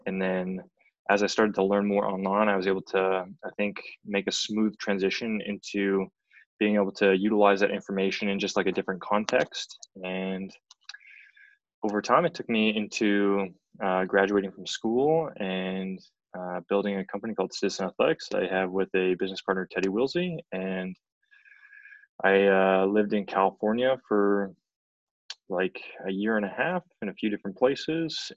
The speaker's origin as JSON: {"language": "English", "region": "central Canada", "country": "Canada", "also_born_or_lived": "Edmonton, Canada / Massachusetts, United States", "moved": "as an adult", "said": "I'm from Central Canada"}